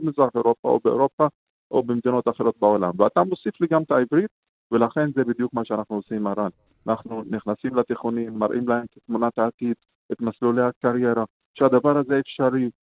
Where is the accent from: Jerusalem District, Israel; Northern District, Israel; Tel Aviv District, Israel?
Northern District, Israel; Shefa-'Amr; אני משפרעם